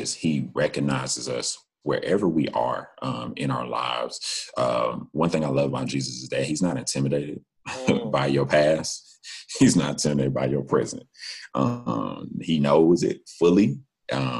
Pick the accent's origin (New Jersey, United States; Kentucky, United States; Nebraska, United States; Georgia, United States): Georgia, United States; Macon; we're both from Macon